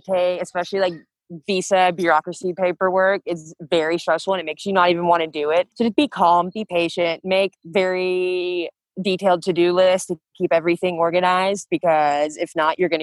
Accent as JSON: {"language": "English", "region": "the South", "country": "United States", "also_born_or_lived": "Auburn", "first_language": "English", "moved": "as an adult", "lives_now": "Spain", "said": "I'm from the South and I don't handle cold well"}